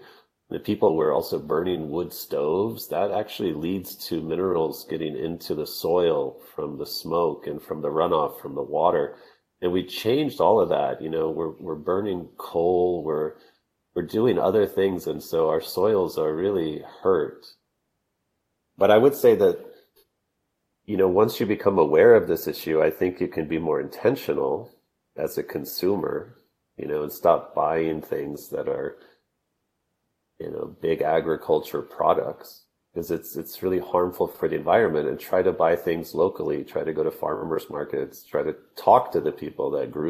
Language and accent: English; Texas, United States; I grew up in Texas